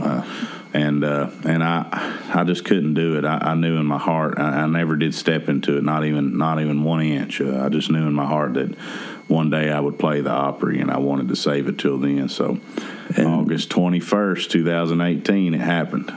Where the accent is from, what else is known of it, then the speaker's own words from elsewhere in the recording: Lexington, Kentucky, United States; my hometown, yeah. you know, um, in Kentucky